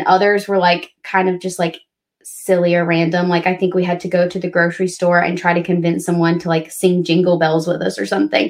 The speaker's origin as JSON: {"language": "English", "region": "Alabama", "country": "United States", "said": "I'm from Alabama, so like it snows every couple of years"}